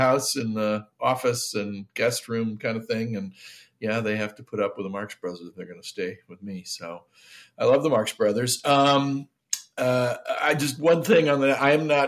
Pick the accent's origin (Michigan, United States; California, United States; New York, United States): Michigan, United States; Detroit; now in Chicago, United States; I grew up in Detroit